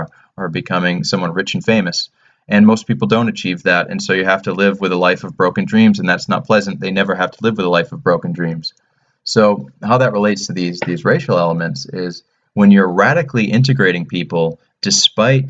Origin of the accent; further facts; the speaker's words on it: United States; moved away; also born or lived in London; as an American